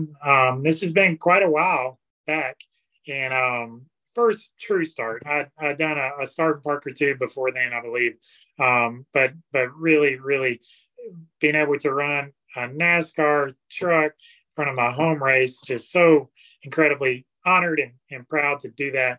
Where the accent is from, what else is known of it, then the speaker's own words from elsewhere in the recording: Alabama, United States; moved away; also born or lived in Fairhope, Alabama; I am from Alabama